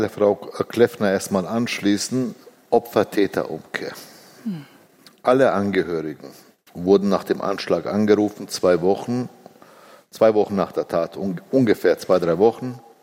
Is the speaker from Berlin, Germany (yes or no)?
no; Bavaria, Germany; Ich bin vierundsiebzig in Bayern geboren. Meine Kinder sind hier geboren